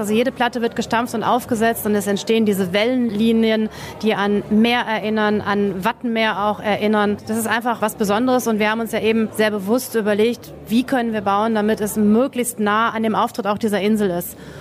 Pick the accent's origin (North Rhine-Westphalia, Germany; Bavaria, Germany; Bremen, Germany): North Rhine-Westphalia, Germany; moved away; also born or lived in Sylt; ich komme aus Nordrhein-Westfalen